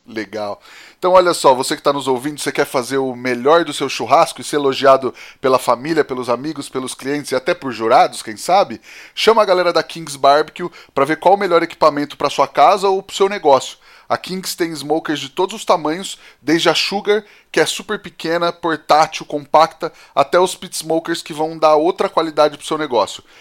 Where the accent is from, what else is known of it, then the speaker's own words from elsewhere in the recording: São Paulo, Brazil; Também fui criado no DDD 018